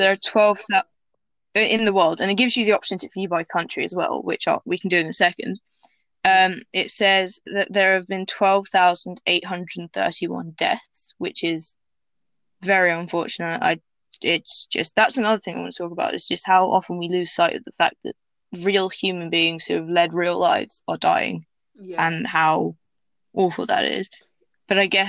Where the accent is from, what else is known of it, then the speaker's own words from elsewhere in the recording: England, United Kingdom; I wasn't born there, I was born in England, but Tunisia, which is where my dad is from